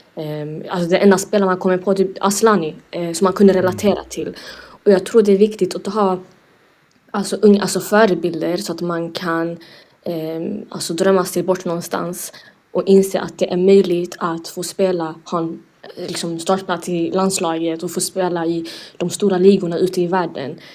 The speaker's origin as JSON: {"language": "Swedish", "town": "Lund", "region": "Skåne", "country": "Sweden", "tie": "born or raised there", "also_born_or_lived": "Umeå", "said": "både född och uppvuxen i Lund"}